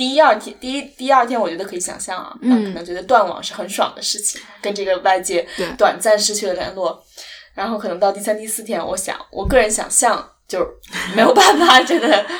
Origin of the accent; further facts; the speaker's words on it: China; 我觉得至少作为一个中国人可能没有哈